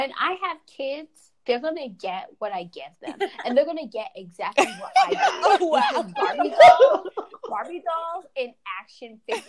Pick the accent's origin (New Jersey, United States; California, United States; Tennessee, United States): New Jersey, United States; I grew up in New Jersey, and so we lived in an apartment building.